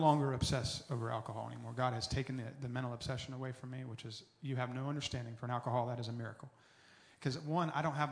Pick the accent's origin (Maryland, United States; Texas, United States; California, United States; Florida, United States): Florida, United States; Tallahassee; I was born and raised in Tallahassee